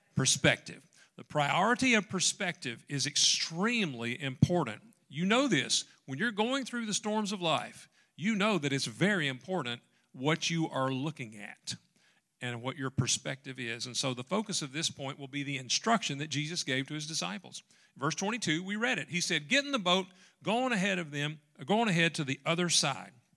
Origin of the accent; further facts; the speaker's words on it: Dyer, Tennessee, United States; moved away; also born or lived in Dyersburg, Tennessee; we grew up in Dyer, Tennessee